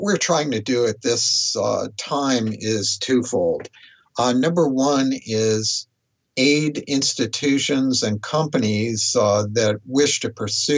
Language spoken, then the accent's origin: English; United States; I've resided in the U.S. all this time